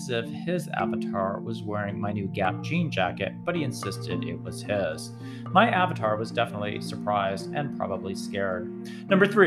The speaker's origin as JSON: {"language": "English", "town": "Springfield", "region": "Massachusetts", "country": "United States", "tie": "born or raised there", "moved": "yes", "lives_now": "Georgia, United States", "said": "my hometown in Massachusetts"}